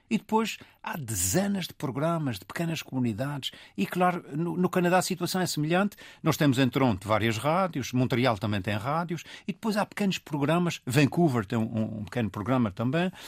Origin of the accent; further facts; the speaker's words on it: Portugal; nós, como portugueses